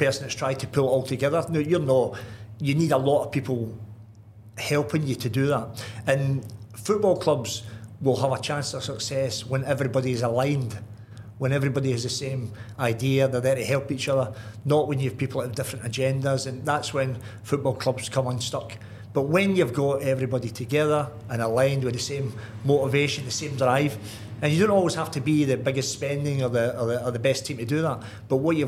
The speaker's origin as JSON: {"language": "English", "town": "Glasgow", "region": "Scotland", "country": "United Kingdom", "tie": "born or raised there", "moved": "yes", "said": "I grew up in the Gorbals, one and nine, and all we done was out kicking the ball about"}